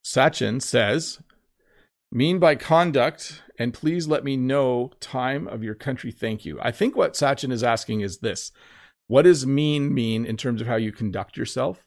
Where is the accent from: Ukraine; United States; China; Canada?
Canada; accent: common Canadian English accent (Ontario to British Columbia); There is the most common English accent, which is my accent, which is common from basically Ontario all the way to British Columbia.